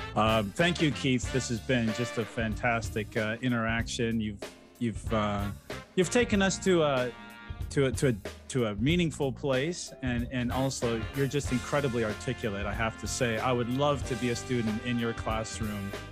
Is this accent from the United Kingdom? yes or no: no; Ecuador; moved away; somebody I grew up with in Ecuador